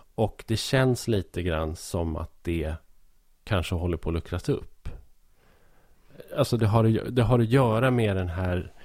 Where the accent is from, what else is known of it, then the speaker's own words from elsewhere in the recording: Hälsingland, Gävleborg County, Sweden; som hälsing